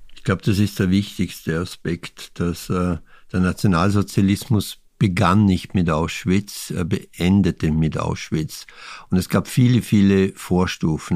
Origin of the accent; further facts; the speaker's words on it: Vorarlberg, Austria; mein Heimatbundesland Vorarlberg